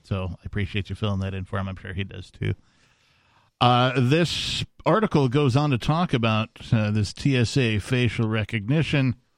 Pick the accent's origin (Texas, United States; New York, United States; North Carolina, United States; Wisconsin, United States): Wisconsin, United States; born or raised there